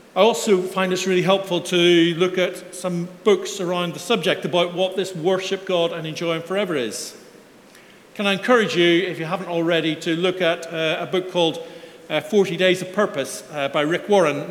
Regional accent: Belfast, Northern Ireland, United Kingdom; moved away; my Sunday school growing up in Belfast

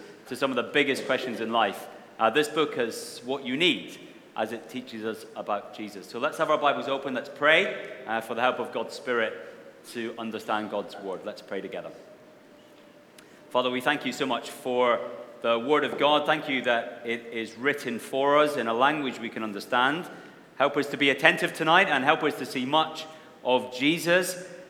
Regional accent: Wishaw, Scotland, United Kingdom; also born or lived in Bellshill; I was born in a Scottish town called Belsill, which most of you have never heard of, I guess. And then I spent my first 17 years in another place that most of you have never heard of called Wishaw

